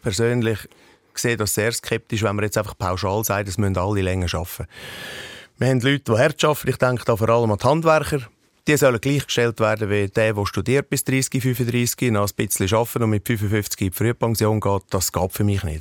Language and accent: German; Central Switzerland, Switzerland; bei uns in der Innerschweiz